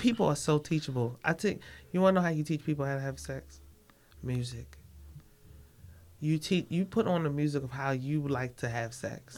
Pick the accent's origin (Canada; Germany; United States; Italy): United States; Baltimore, Maryland; I'm from Baltimore